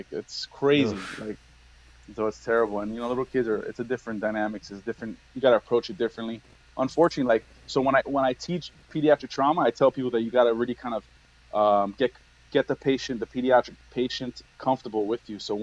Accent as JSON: {"language": "English", "town": "Miami", "region": "Florida", "country": "United States", "tie": "born or raised there", "also_born_or_lived": "New York", "said": "I grew up in Miami"}